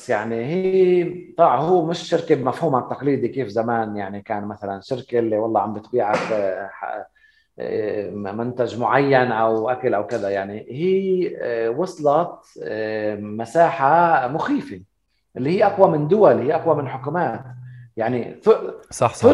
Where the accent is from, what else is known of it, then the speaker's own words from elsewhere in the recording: Palestine; انا ما بقدر اسمح لحالي انه اقول انا كفلسطيني بدي انسحب منها